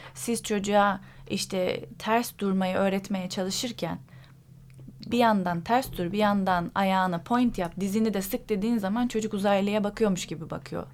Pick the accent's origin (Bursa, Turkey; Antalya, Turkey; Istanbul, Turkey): Istanbul, Turkey; also born or lived in İzmit, Kocaeli; Sonra abimin okulu sebebiyle İstanbul'a taşındık. İzmit'te doğdum ben